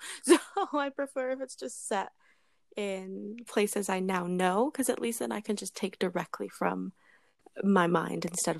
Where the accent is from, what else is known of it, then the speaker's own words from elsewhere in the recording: England, United Kingdom; now in Canada; because like, I'm British, I was born in England, and like I lived there for a solid amount of time, and so this was the book I would turn to when I was homesick.